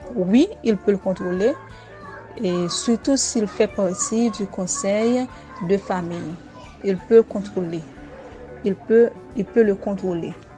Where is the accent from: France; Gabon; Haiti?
Haiti; je suis haïtienne